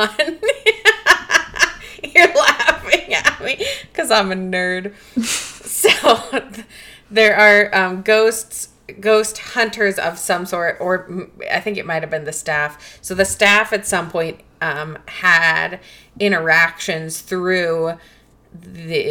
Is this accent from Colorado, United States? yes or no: yes; Colorado, United States; Growing up in Colorado